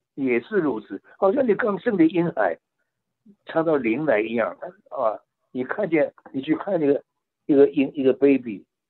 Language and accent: Chinese; China; now in California, United States; 我们中国人皮肤颜色一样，都是地方不一样，性情不一样，方言不一样